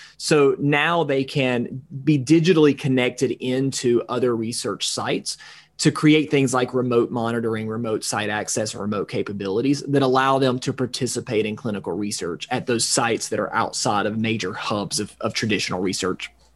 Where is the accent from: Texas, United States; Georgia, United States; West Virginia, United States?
Georgia, United States; extreme North; now in Atlanta, United States; my hometown up in extreme North Georgia, two and a half hours away from Atlanta